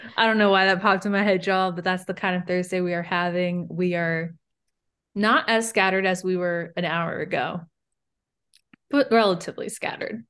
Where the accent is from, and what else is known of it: Mid-Atlantic, United States